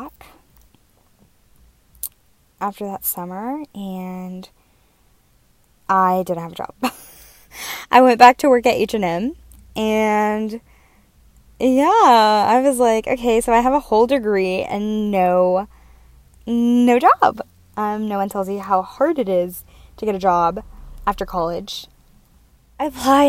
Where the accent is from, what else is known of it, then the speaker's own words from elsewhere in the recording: Texas, United States; moved away as an adult; now in New York, United States; growing up in Texas